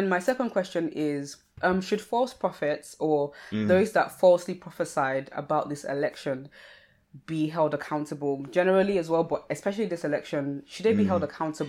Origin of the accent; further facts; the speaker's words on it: Nigeria; because I'm Nigerian, when I think of stubbornness, I think of an image of a goat